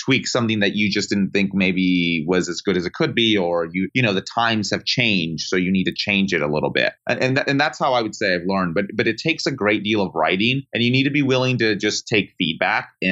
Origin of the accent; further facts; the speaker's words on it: Sarasota, Florida, United States; moved away as an adult; now in Washington, D.C., United States; where I grew up in Florida